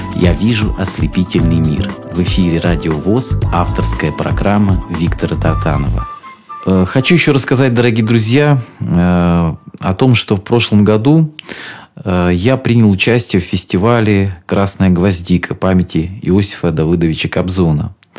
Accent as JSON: {"language": "Russian", "region": "Rostov Oblast", "country": "Russia", "said": "так как я из Ростовской области и люблю свой Донской край"}